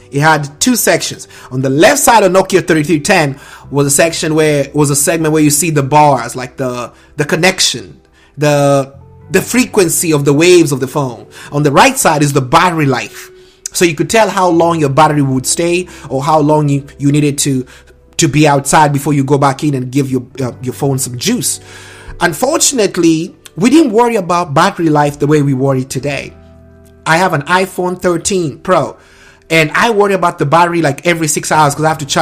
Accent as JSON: {"language": "English", "region": "Nairobi", "country": "Kenya", "tie": "born or raised there", "said": "there's a middle class to lower suburbs in Langata that I was blessed to be around, raised, and nurtured by."}